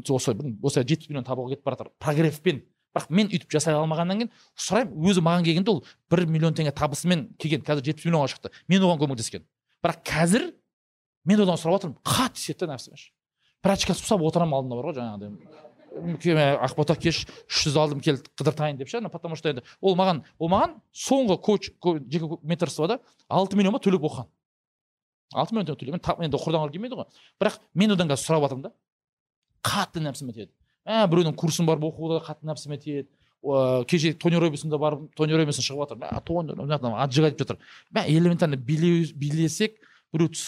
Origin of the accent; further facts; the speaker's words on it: Kazakhstan; қазақты сынау өйткені мен қазақпын ешкім маған ренжімейді